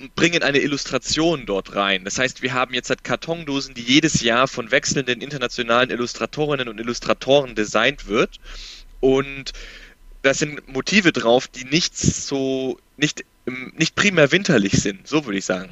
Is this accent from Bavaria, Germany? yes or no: yes; Nuremberg, Bavaria, Germany; ich komme aus Nürnberg, wohne in Nürnberg